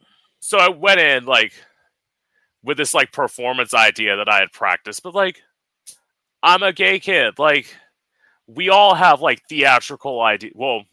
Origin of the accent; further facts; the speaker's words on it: Port St. Lucie, Florida, United States; I grew up here.